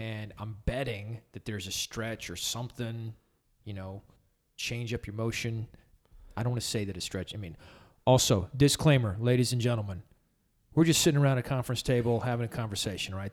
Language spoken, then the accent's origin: English; Somerville, Texas, United States; also born or lived in El Paso, Texas; I grew up in Somerville and then lived in El Paso doing youth ministry for, you know, bunches of years